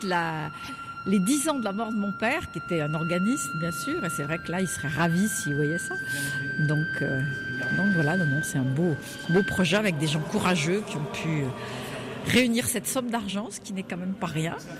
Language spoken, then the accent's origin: French; Auvergne-Rhône-Alpes, France; c'est mon village natal